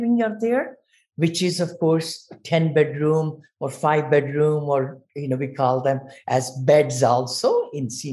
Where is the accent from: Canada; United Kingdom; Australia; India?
India; moved away as an adult; I'm from India. So I came here when I was 22.